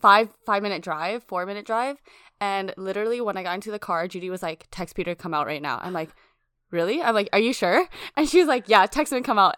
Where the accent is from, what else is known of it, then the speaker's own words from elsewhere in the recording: Australia; I was born in Australia